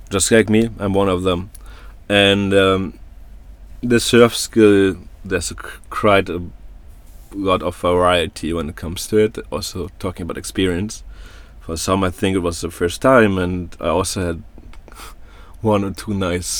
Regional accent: Germany; moved away; I come from Germany

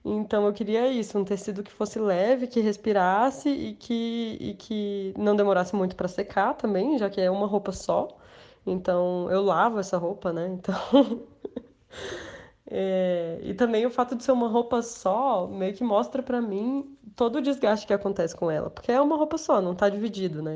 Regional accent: Brasília, Federal District, Brazil; moved away as an adult; also born or lived in São Paulo; eu sou de Brasília, na verdade, eu estava morando em São Paulo, mas agora a pandemia me fez voltar.

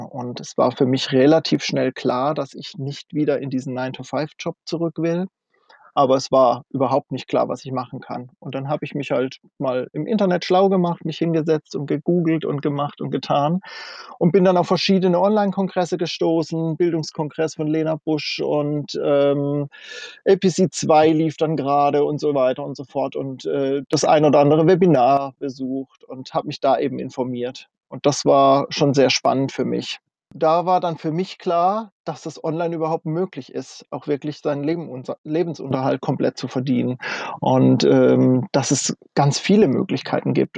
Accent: Kaiserstuhl, near Freiburg, Baden-Württemberg, Germany; moved away as an adult; also born or lived in North Frisia, Schleswig-Holstein; komme ursprünglich vom Kaiserstuhl aus der Ecke bei Freiburg da unten, also Baden-Württemberg, und bin vor 21 Jahren nach Nordfriesland gezogen

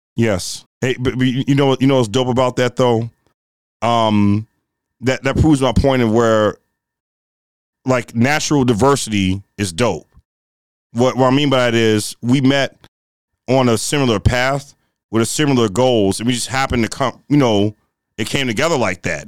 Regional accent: Chicago, Illinois, United States; I grew up in, um, Woodlawn, in the Woodlawn community. Uh, that's east of the Dan Ryan, the south side of Chicago

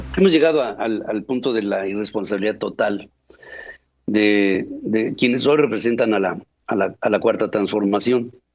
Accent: Mexico; como mexicano

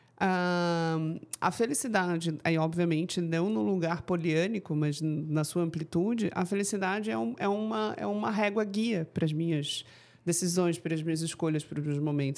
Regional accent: Florianópolis, Santa Catarina, Brazil; Você é manezinha, igual a mim

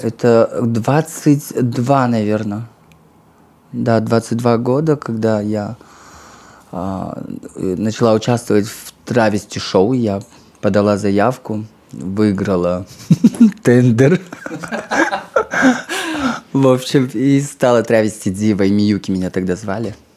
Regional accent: Kazakhstan; я из Казахстана

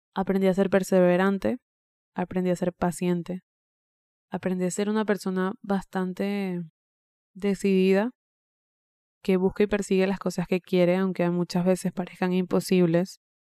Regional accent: Venezuela; moved away as an adult; yo estoy cumpliendo 8 años desde que emigré de mi país natal, de Venezuela

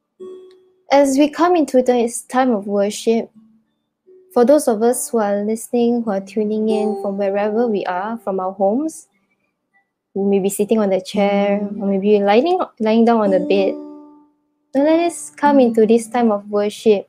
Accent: Sitiawan, Perak, Malaysia; now in Kuala Lumpur, Malaysia; I'm originally from Setiawan Perak, but I'm currently working in KL

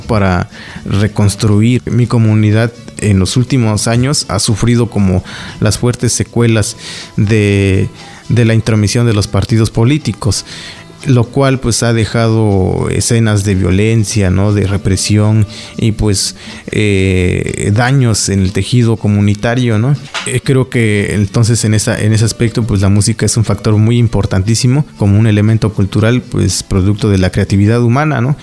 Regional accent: Eloxochitlán de Flores Magón, Oaxaca, Mexico; mi pueblo, el Oxochitlán de Flores Magón, Oaxaca

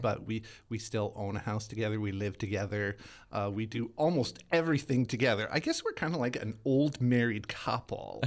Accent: Winnipeg, Manitoba, Canada; I'm born and raised in Winnipeg, Manitoba

